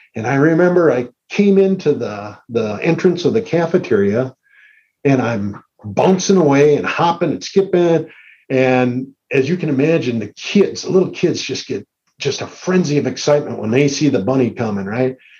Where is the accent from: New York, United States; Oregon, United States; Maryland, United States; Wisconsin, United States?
Wisconsin, United States; Green Bay; I grew up in Green Bay